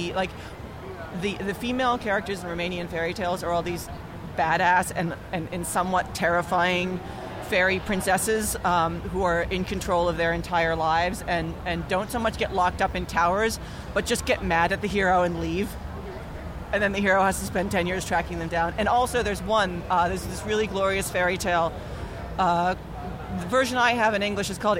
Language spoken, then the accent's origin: English; outside Philadelphia, Pennsylvania, United States; I grew up outside Philadelphia, and we had Channel 29